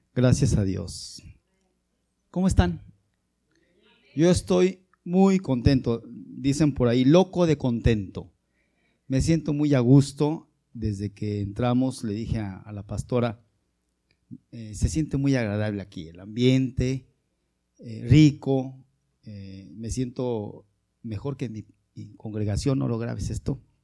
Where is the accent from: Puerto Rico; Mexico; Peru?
Mexico